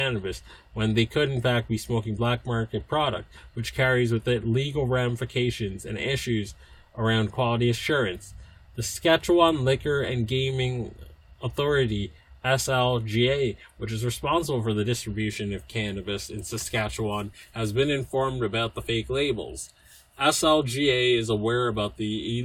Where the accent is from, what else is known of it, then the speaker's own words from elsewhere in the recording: United States; I'm from the States